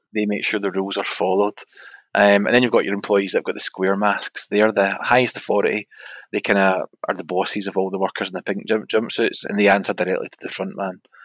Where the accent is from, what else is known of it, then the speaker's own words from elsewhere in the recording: Scotland, United Kingdom; we're from Scotland